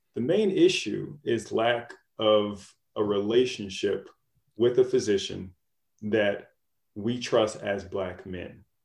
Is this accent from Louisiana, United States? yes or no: yes; Louisiana, United States; moved away as an adult; also born or lived in Florida / Boston / New York; now in Detroit, United States; I'm originally from Louisiana, uh, born and raised there.